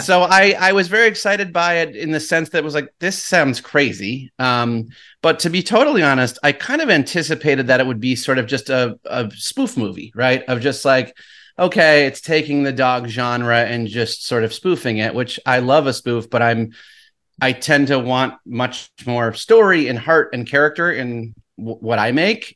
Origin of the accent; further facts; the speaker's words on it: Saratoga Springs, New York, United States; moved away as an adult; now in Los Angeles, United States; I loved growing up in Saratoga. love upstate New York